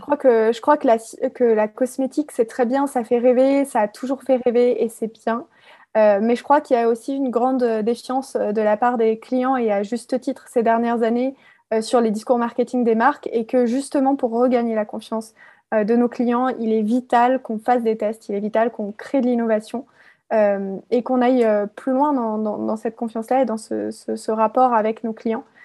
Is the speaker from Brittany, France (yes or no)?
no; Alsace, Grand Est, France; je suis originaire d'Alsace